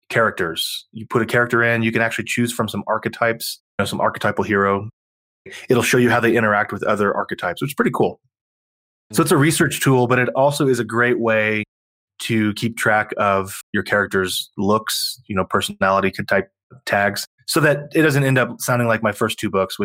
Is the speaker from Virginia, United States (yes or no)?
no; Texas, United States; I'm from Texas